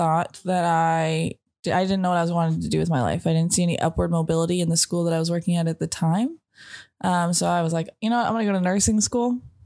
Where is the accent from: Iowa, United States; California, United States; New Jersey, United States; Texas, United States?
Texas, United States; now in New Orleans, United States; I am originally from Texas. I've been in New Orleans for 10 years now